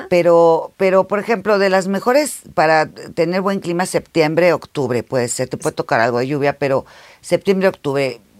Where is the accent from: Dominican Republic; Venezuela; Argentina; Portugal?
Portugal; moved away; also born or lived in Mexico